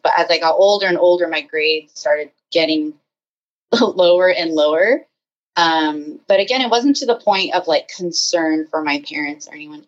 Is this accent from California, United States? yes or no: yes; San Francisco Bay Area, California, United States; now in Los Angeles, United States; I live in the LA area, but I'm originally from the San Francisco Bay Area